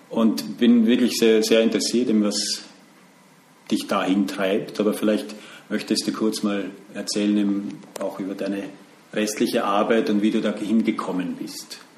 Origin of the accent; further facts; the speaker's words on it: Vienna, Austria; ich sitze heute im schönen Wien, äh, wieder mal in meiner Heimat, äh, vor kurzem meine Familie hier in der Nähe besucht.